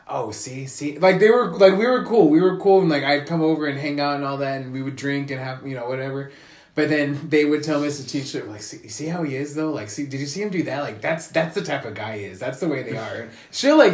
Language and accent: English; United States; I'm American